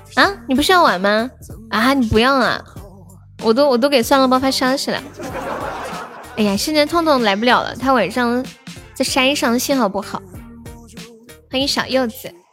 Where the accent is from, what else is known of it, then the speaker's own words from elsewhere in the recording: Sichuan, China; also born or lived in Shaanxi; 我是思川的